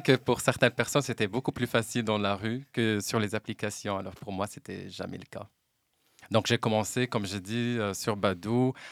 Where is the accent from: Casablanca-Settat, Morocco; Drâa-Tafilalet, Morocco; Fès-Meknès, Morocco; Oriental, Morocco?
Oriental, Morocco; Oujda region; moved away as an adult; now in Brussels, Belgium; je viens de la région d'Oujda. Ça fait 10 ans maintenant que j'ai quitté la Belgique. Ah, que j'ai quitté le Maroc